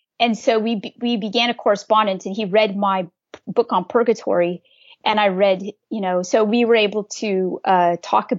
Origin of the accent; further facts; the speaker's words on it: California, United States; moved away; I'm from California.